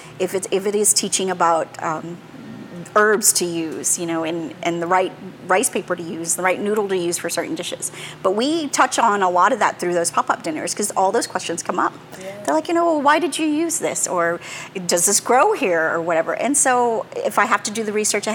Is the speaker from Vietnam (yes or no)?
yes; Vietnam; now in United States; I was born in Vietnam.